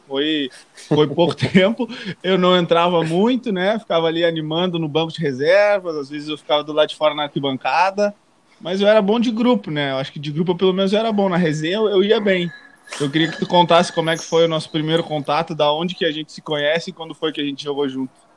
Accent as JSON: {"language": "Portuguese", "town": "Uruguaiana", "region": "Rio Grande do Sul", "country": "Brazil", "tie": "born or raised there", "moved": "yes", "said": "tô em Uruguaiana, no interior do Rio Grande do Sul, na minha cidade natal"}